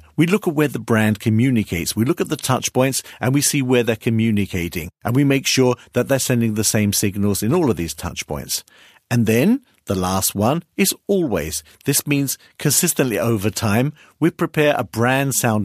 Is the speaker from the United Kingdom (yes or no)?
yes; United Kingdom; now in Hamburg, Germany; I'm British